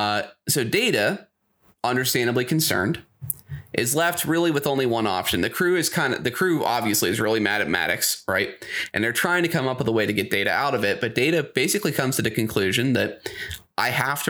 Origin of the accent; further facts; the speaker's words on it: Pittsburgh, Pennsylvania, United States; We're from Pittsburgh. JAG off is a specific word here